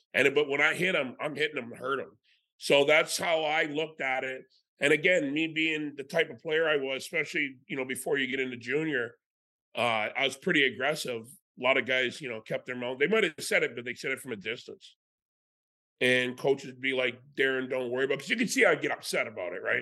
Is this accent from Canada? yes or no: yes; Canada; As a Canadian kid